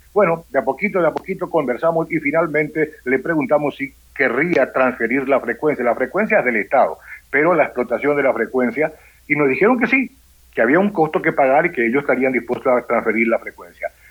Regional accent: Asunción, Paraguay; yo soy de Asunción, Paraguay, soy hijo de un paraguayo y una italiana

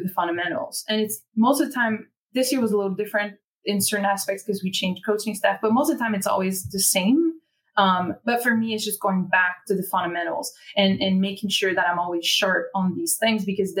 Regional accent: Quebec, Canada; accent: French Canadian; English is a second language; now in Philadelphia, United States; everyone knows I am French Canadian because they hear it as soon as I start speaking.

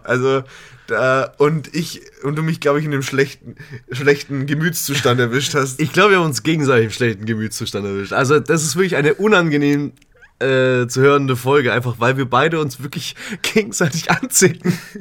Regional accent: Berching, Bavaria, Germany; now in Regensburg, Germany; meiner Heimat, dem wunderschönen Städtchen Berching.

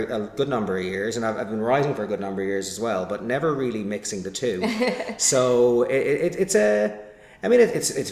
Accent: Limerick, Munster, Ireland; moved away; my hometown of Limerick

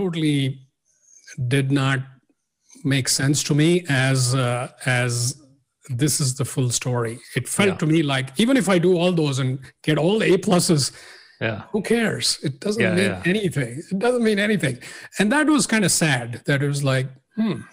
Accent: India; I grew up in India and nothing particularly unusual. A middle-class family, big city.

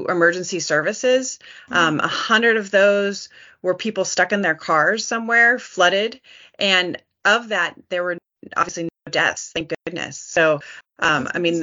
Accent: Santa Barbara, California, United States; moved away as an adult; also born or lived in Iowa / New Mexico / Arizona; I moved back to my hometown of Santa Barbara because I really wanted to focus in on my local community. It's where I was born and raised.

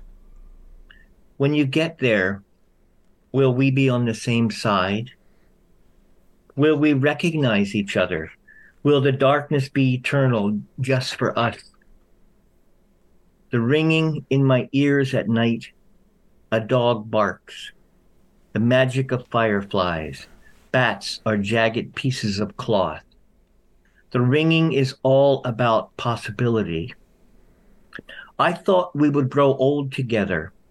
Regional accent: Philadelphia, Pennsylvania, United States; I was raised out just in Philadelphia.

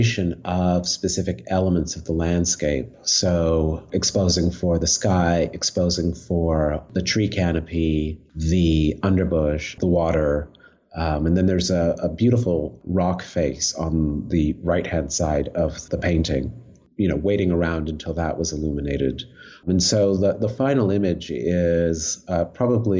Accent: Montreal, Quebec, Canada; I'm actually from Montreal

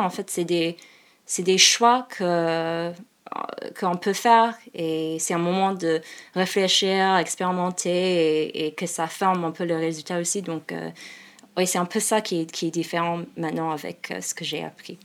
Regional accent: Seattle, Washington, United States; French is a second language; moved away as an adult; also born or lived in Phoenix, Arizona, United States; now in Paris, France; je viens de, de Seattle et en fait je suis née à, Phoenix

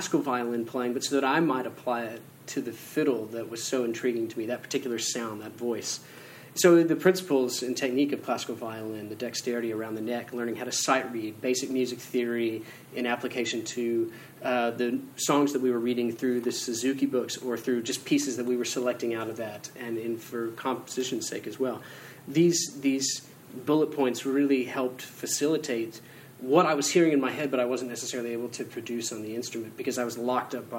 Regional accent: Fort Worth, Texas, United States; I grew up in Fort Worth, Texas

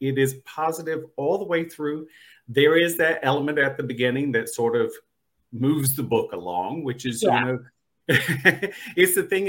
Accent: North Carolina, United States; now in Los Angeles, United States; I'm from the East Coast. I grew up in North Carolina, and I live in Los Angeles now.

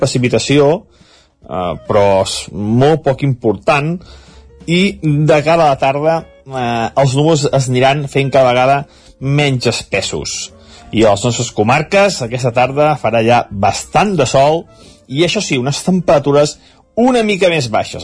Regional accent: Sant Feliu de Codines, Catalonia, Spain; des del meu poble, des de Sant Feliu

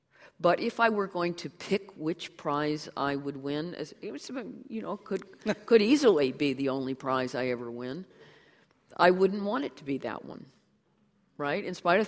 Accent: United States; born there; I can't help it that I was born in the United States

